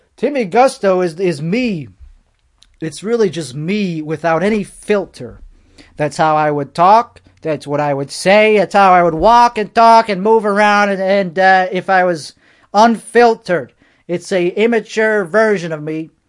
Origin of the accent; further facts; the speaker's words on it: United States; I'm American. That's what I am.